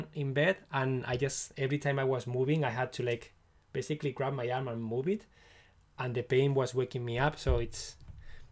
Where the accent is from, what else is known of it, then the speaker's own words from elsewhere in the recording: Barcelona, Catalonia, Spain; now in Scotland, United Kingdom; I'm from Spain, from Barcelona